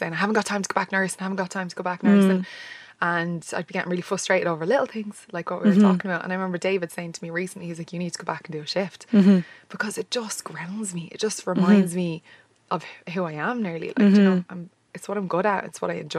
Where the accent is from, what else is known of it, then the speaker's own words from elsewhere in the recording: Ireland; moved away as an adult; also born or lived in Australia; I came back then to Ireland.